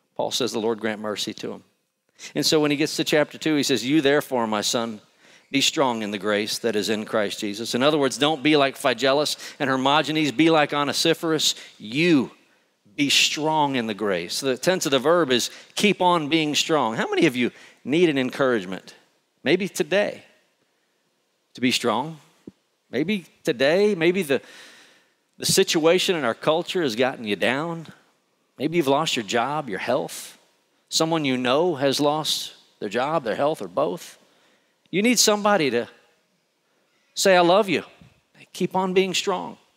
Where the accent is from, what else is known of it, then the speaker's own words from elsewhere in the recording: Conroe, Texas, United States; moved away; I grew up in Conroe